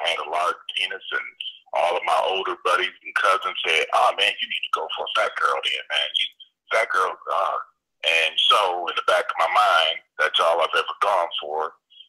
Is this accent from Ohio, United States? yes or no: yes; Cleveland, Ohio, United States; I'm from Cleveland.